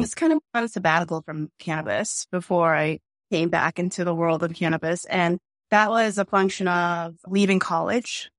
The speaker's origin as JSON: {"language": "English", "town": "Boston", "region": "Massachusetts", "country": "United States", "said": "we're from Boston. We really live here."}